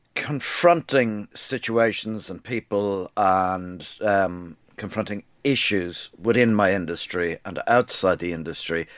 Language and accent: English; Dublin, Leinster, Ireland; moved away as an adult; also born or lived in London; I was brought up in Dublin in a repressed society